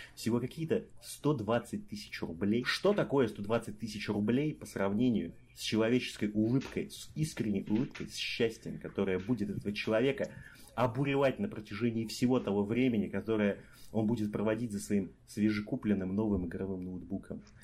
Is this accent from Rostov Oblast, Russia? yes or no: yes; Rostov-on-Don, Rostov Oblast, Russia; now in Kaliningrad, Russia; Я обычный ростовский парень